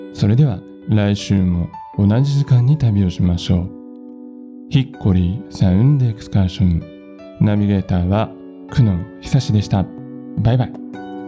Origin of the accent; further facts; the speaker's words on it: Aichi, Japan; moved away as an adult; now in Matsumoto, Japan; 僕は地元の愛知県の大学に通っていて就職した会社から命じられた赴任先がたまたま松本だった